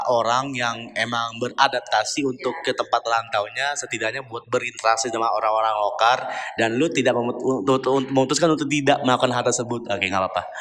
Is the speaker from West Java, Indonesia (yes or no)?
yes; Sumedang, West Java, Indonesia; also born or lived in Semarang; Sunda, Sumedang.